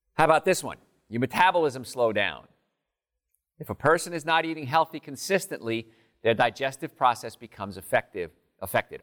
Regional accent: New Jersey, United States; I grew up in New Jersey, right in the meadowlands, swamps of Jersey

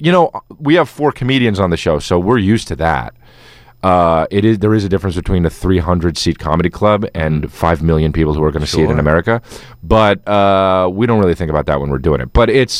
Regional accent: New Jersey, United States; Well, I don't know, though. You know, I'm from New Jersey, so.

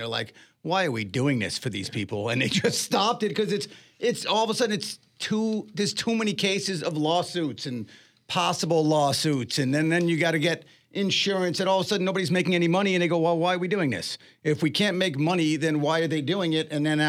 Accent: New York, United States; moved away as an adult; now in Tulsa, United States; I grew up in New York

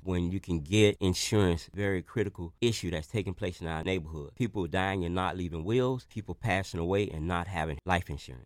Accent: Miami, Florida, United States; growing up in Liberty City

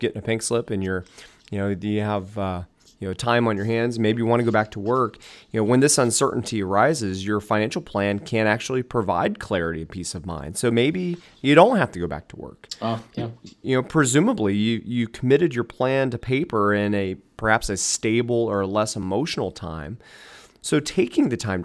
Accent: Dayton, Ohio, United States; we're born and raised in the Dayton area.

